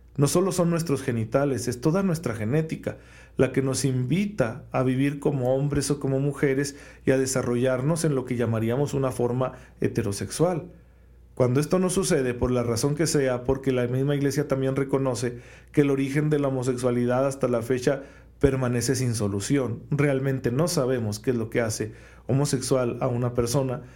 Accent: Mexico; especialmente como mexicanos

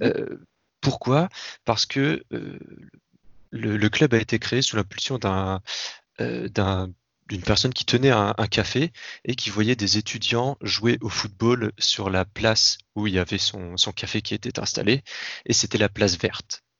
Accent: Tours, Centre-Val de Loire, France; je suis de Tours à la base, Touraine

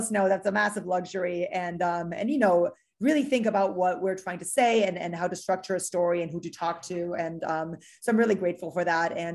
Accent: Miami, Florida, United States; also born or lived in Chile / Mexico City, Mexico / Germany; I'm originally uh, from Miami. Uh, I was born in South America in, in Chile, but uh, my parents from Uruguay, and I grew up all over the place in Mexico City and in Germany before moving to Miami.

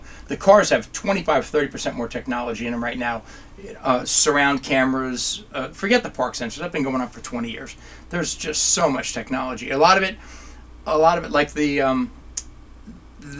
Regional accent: New Jersey, United States; I'm an Italian from New Jersey

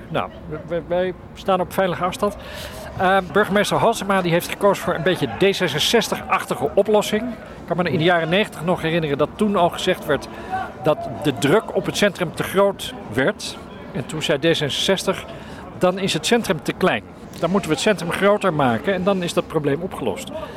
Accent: Amsterdam, North Holland, Netherlands; wij als Amsterdammers

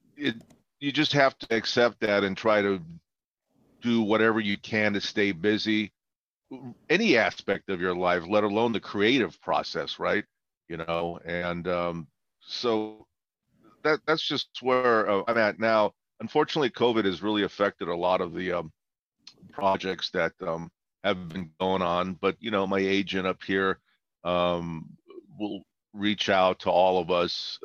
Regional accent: Baghdad, Baghdad Governorate, Iraq; now in United States; I was born in Baghdad and uh, emigrated here uh, 55 years ago

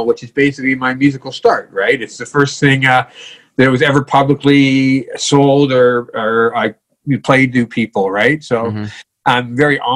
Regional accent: Toronto, Ontario, Canada; also born or lived in Pickering; I grew up in Scarborough

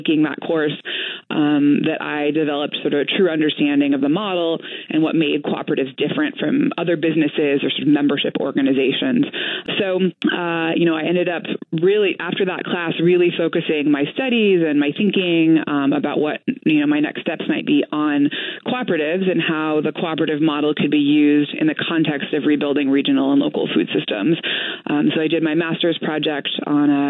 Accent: Oregon, United States; moved away as an adult; also born or lived in Washington / Washington, D.C.; now in Madison, United States; I grew up in Oregon, went to college in Washington

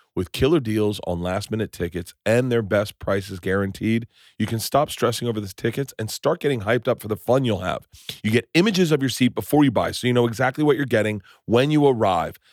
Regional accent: Tampa, Florida, United States; moved away; also born or lived in New York; I grew up in Tampa

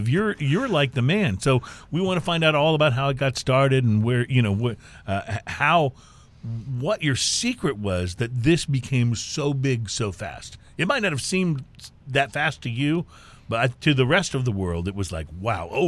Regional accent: Dayton, Ohio, United States; moved away; also born or lived in Louisville, Kentucky; I was born just outside of Dayton, Ohio.

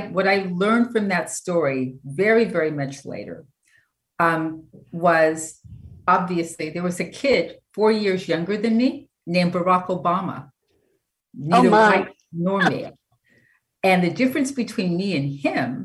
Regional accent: Orange County, California, United States; also born or lived in Los Angeles; I'm a native Angeleno, but I grew up in Orange County

